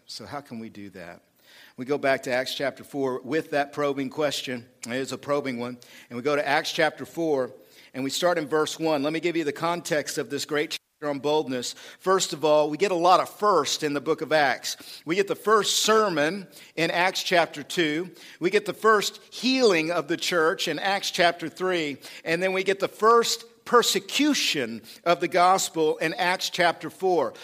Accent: United States; I grew up in America

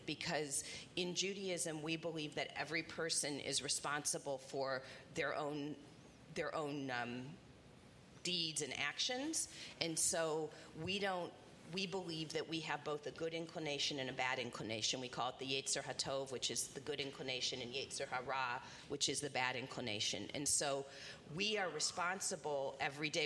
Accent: Indianapolis, Indiana, United States; also born or lived in Bloomington, Indiana; I grew up in Indianapolis

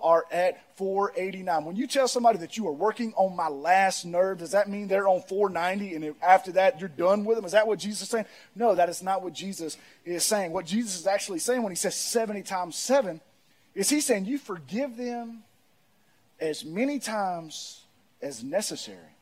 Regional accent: Pearl, United States; I'm from Pearl.

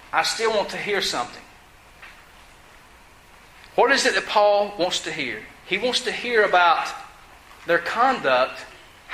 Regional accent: United States; I'm grateful to be an American. I served in the military. I fought for this country

